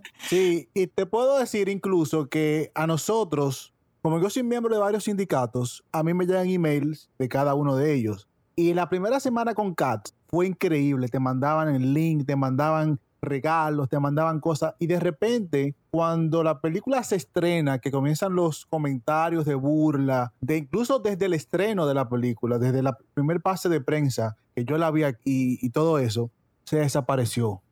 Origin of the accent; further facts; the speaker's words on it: Dominican Republic; now in United States; en Dominicana, que es de donde vengo